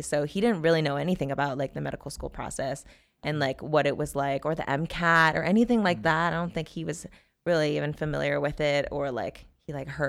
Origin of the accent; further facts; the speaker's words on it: North Carolina, United States; born there; That's also where I was born. Fun fact, I was born in North Carolina. I've been all over the place.